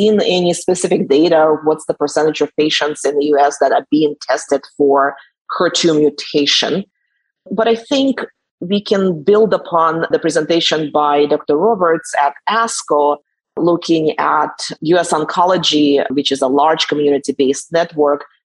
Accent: Russia; English is a second language; moved away as an adult; now in San Diego, United States; I was born in Russia, so I grew up there

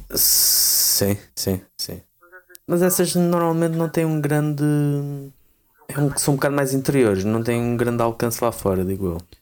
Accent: Portugal; nós como portugueses

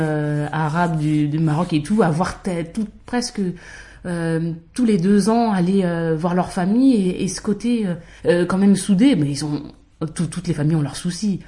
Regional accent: Val-d'Oise, Île-de-France, France; j'ai grandi dans le 95.

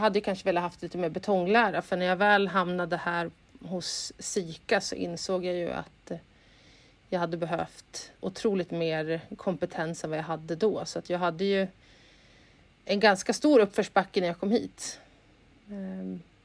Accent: Uppsala, Uppsala County, Sweden; moved away as an adult; also born or lived in Stockholm; Jag är ursprungligen från Uppsala

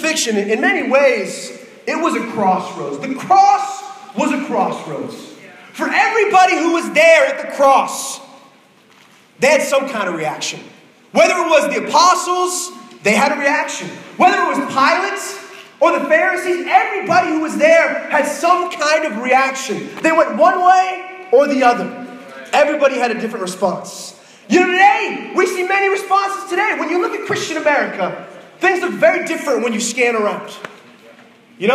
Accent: Boston, Massachusetts, United States; I'm from Boston. I'm a Boston boy, and we're a little bit different, you know, up in the North

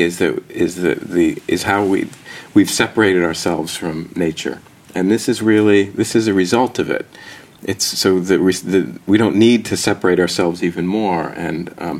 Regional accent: New Jersey, United States; I grew up in New Jersey

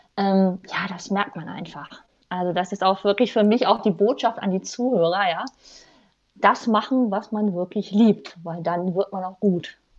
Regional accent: Germany; moved away; also born or lived in Rhine-Main-Neckar region; ganz ursprünglich komme ich aus dem Harz

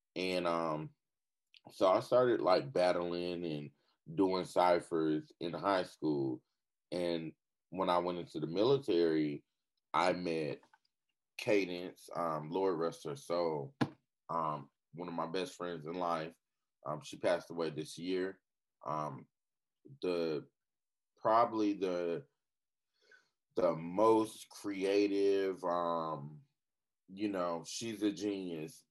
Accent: Fayetteville, North Carolina, United States; I'm from Fayetteville, North Carolina, aka Vietnam. I'm uh, born and raised

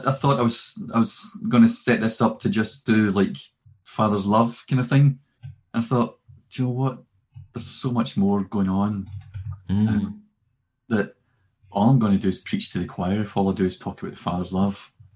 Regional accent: Glasgow, Scotland, United Kingdom; also born or lived in Cumbernauld; we moved we moved from Glasgow to Cumbernauld when in 1975

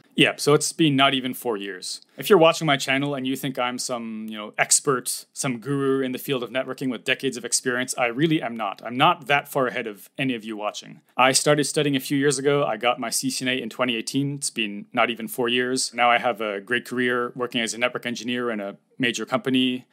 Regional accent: Toronto, Ontario, Canada; moved away as an adult; now in Japan; I am from Canada, Toronto or near Toronto.

